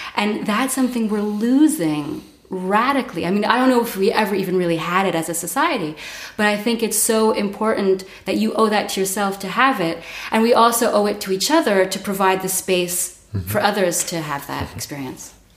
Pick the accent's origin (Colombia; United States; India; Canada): Canada; Montreal, Quebec; moved away as an adult; now in Berlin, Germany; I'm from Montreal. I've been in Berlin for 14 years.